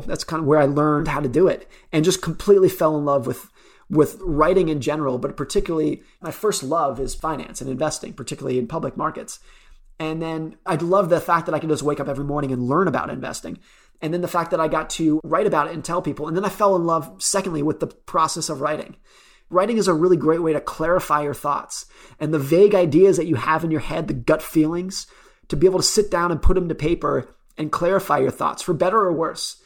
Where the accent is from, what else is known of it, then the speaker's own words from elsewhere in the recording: United States; I grew up around Lake Tahoe.